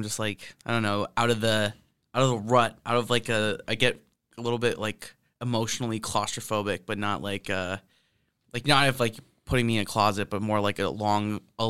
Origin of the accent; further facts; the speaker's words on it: Canada; I'm from Canada.